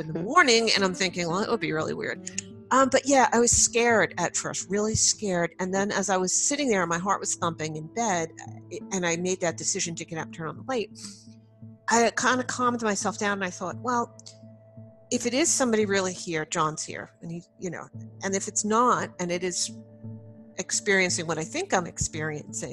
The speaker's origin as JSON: {"language": "English", "area": "Long Island", "region": "New York", "country": "United States", "tie": "born or raised there", "said": "I grew up on Long Island, New York"}